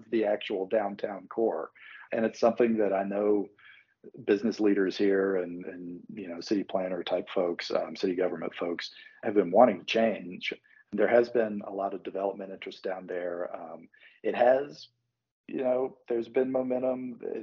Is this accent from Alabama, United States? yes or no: yes; Birmingham, Alabama, United States; now in Atlanta, United States; growing up in Birmingham.